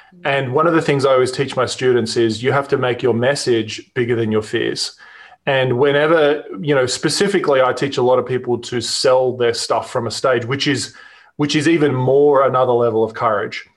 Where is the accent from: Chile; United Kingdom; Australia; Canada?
Australia; accent: Australian; moved away as an adult; now in Newport Beach, United States; you can probably hear in my accent, I'm Australian, but we live in California, in Newport Beach we moved here about three years ago.